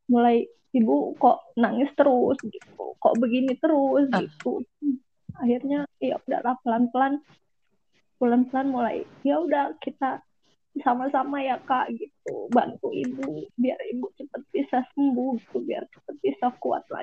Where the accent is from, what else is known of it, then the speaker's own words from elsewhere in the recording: Lampung, Indonesia; now in Bekasi, Indonesia; baru pulang dari balik kampung nih ke kampung aku di Lampung